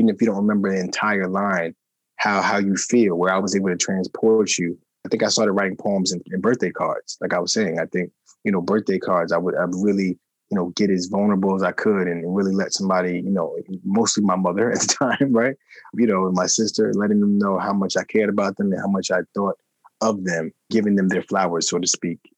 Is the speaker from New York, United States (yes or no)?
yes; New York City, New York, United States; I'm from Queens, New York, originally